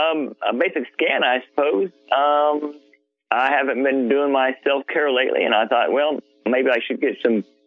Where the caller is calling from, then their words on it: Broken Arrow, Oklahoma, United States; I'm calling from Broken Arrow, Oklahoma.